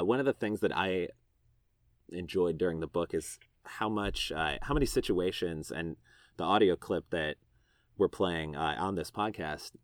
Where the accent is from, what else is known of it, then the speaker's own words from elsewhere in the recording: Chicago, Illinois, United States; now in Austin, United States; growing up in Chicago.